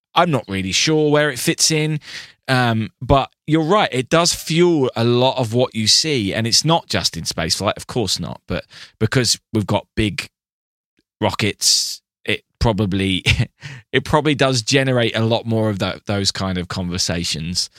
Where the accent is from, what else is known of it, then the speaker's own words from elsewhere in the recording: England, United Kingdom; I'm English